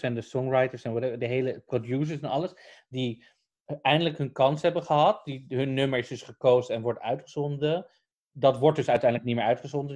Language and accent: Dutch; Netherlands; we komen uit Nederland